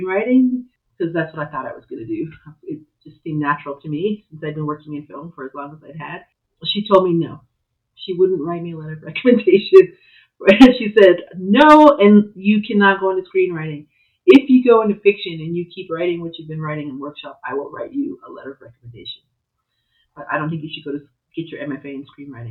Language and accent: English; Albuquerque, New Mexico, United States; also born or lived in Tohatchi, New Mexico / Santa Fe, New Mexico; I am originally from Tohachine, Mexico, but I grew up kind of in Santa Fe and Albuquerque, and I've lived in Albuquerque for quite some time